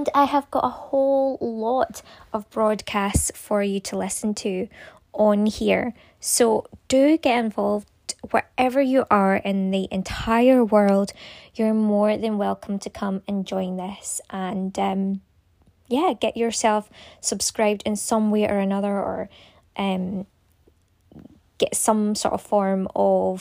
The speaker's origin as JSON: {"language": "English", "region": "Scotland", "country": "United Kingdom", "said": "I am from Scotland"}